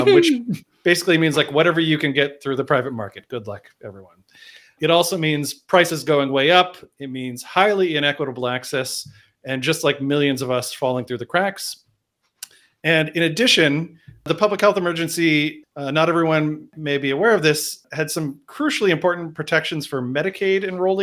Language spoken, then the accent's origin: English; Boston, Massachusetts, United States; I'm from Boston.